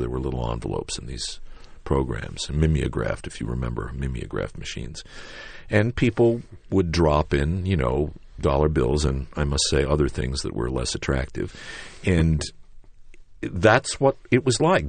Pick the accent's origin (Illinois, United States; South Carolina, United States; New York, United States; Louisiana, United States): New York, United States; New York City; I was born in Manhattan